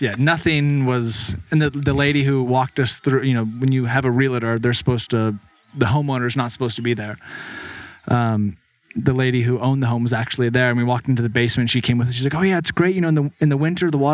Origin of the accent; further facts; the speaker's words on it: Bend, Oregon, United States; moved away as an adult; now in Peacham, Vermont, United States; in Bend, Oregon, where I grew up